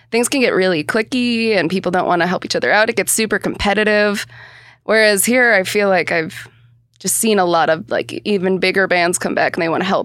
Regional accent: Cleveland, Ohio, United States; also born or lived in Austin / Chicago; now in Seattle, United States; I'm originally from Cleveland, Ohio.

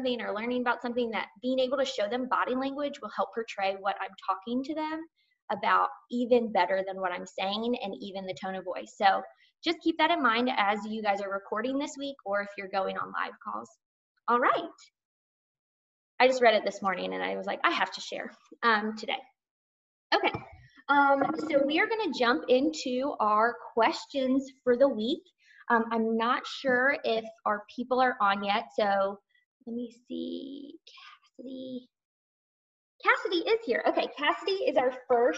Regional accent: Georgia, United States; accent: Southern; I'm from Georgia

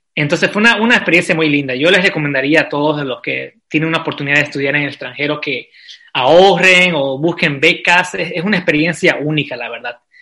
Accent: Santa Cruz de la Sierra, Santa Cruz, Bolivia; moved away as an adult; now in Vienna, Austria; Yo, yo soy de Santa Cruz

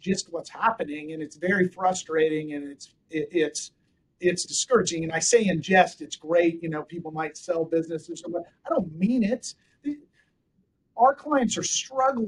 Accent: Gustine, California, United States; My hometown has no stoplights to this day. It's right there in the Central Valley.

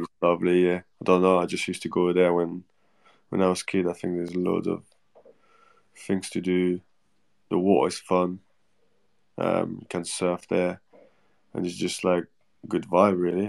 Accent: Normandy, France; English is a second language; now in Bournemouth, United Kingdom; I'm like from Normandy

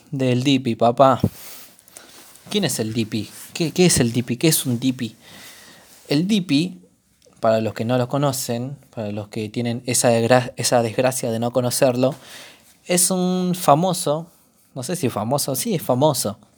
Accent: Argentina; todos los argentinos

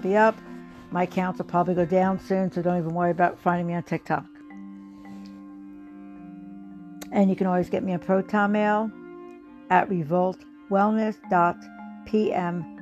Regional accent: United States; As American people

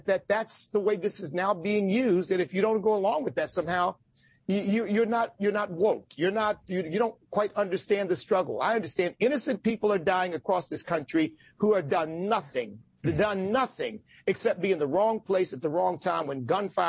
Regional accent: United States; I'm an American of African ancestry.

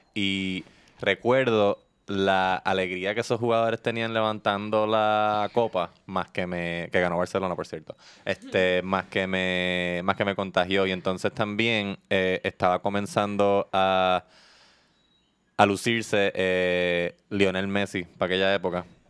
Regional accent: Puerto Rico; aquí en Puerto Rico

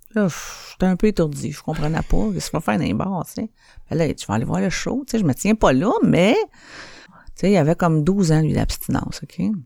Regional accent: Montreal, Quebec, Canada; Je viens de Saint-Henri, puis moi, j'ai appris euh, à faire des affaires illégales euh, bien jeune dans ma vie

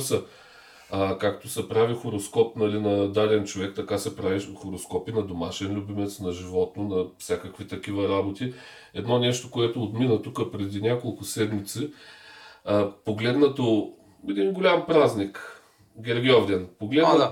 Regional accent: Bulgaria; като един българин държа да го кажа много важно, защото ние българите сме със специфична вяра

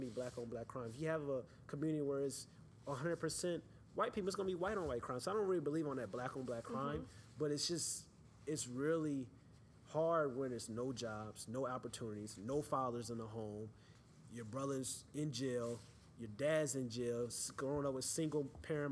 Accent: St. Louis, Missouri, United States; I'm from St. Louis

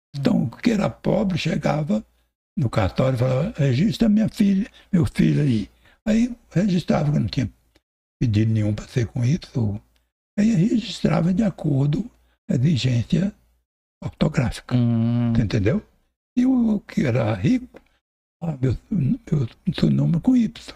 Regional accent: Palmas, Tocantins, Brazil; also born or lived in São Paulo; nós temos fazenda lá, onde é o Jaú. Eu nasci lá. Eu sou o único palmense.

